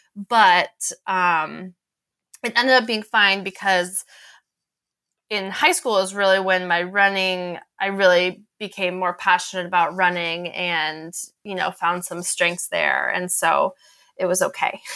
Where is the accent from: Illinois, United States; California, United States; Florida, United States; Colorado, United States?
Colorado, United States; Boulder; I grew up in Boulder